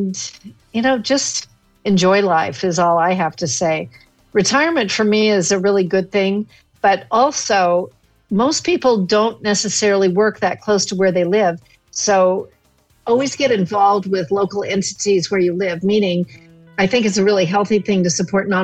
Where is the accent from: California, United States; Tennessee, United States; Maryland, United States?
California, United States; I grew up in California, going to Yosemite all the time